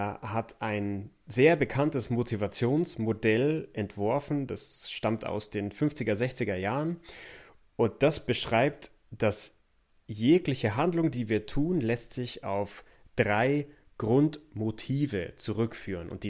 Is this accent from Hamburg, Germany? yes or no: no; Memmingen, Bavaria, Germany; born or raised there